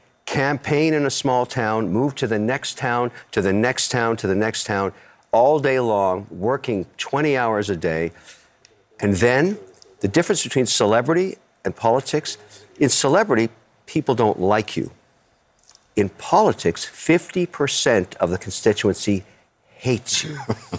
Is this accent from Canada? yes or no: yes; Canada; You know, I'm a Canadian, I'm Emirati, and I'm also Irish.